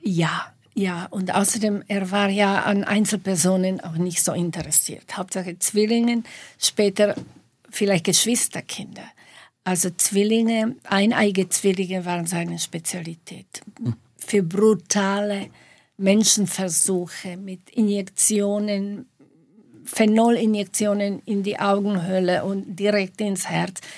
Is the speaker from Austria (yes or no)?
no; Slovakia; moved away as an adult; also born or lived in Bratislava; now in Munich, Germany; Ich habe ja die ersten 25, fast 25 Jahre in der Slowakei gelebt, in der damaligen Tschechoslowakei.